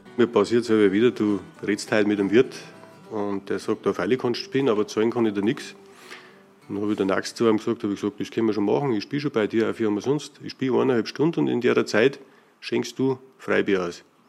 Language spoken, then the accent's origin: German; Berchtesgaden, Bavaria, Germany; now in Bischofswiesen, Germany; aus Berchtesgaden, aufgewachsen direkt in Berchtesgaden und wohne jetzt in Bischofswiesen